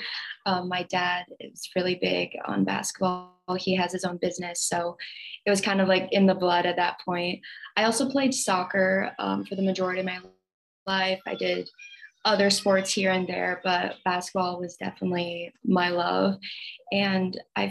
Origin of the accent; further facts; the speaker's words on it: Iowa, United States; moved away as an adult; now in St. Louis, United States; I grew up in Iowa, and for the past 4 years, I've been living in St. Louis.